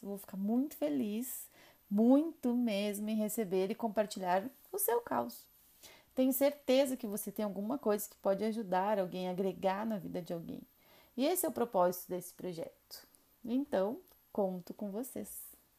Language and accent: Portuguese; Rio Grande do Sul, Brazil; now in Minas Gerais, Brazil; sou gaúcha